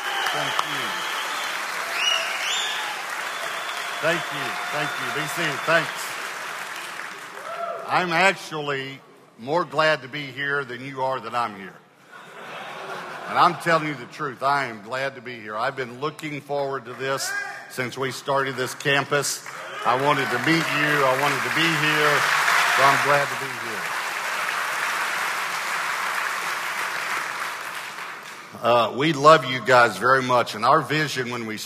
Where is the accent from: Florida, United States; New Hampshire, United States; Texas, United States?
Texas, United States; Longview; I grew up in Longview, Texas. And so I'm an East Texas boy